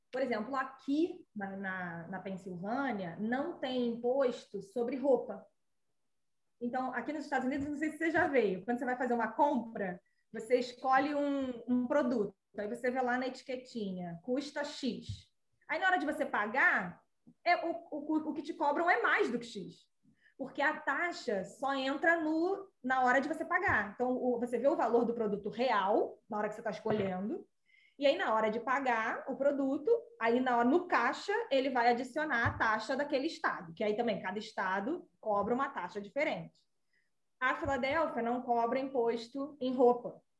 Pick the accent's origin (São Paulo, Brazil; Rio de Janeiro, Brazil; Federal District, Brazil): Rio de Janeiro, Brazil; moved away as an adult; now in United States; Eu que nasci, cresci e quase morri no Rio